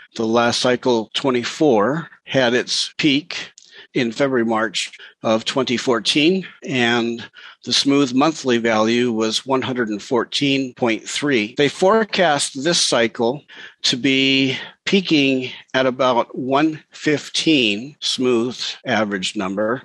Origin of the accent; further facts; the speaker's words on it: Montana, United States; moved away as an adult; also born or lived in Seattle area, Washington; I was living in the Seattle area and I grew up in Montana